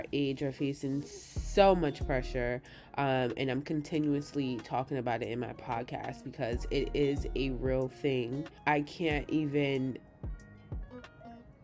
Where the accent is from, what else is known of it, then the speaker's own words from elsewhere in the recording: New York City, New York, United States; I'm from New York City, Queens to be exact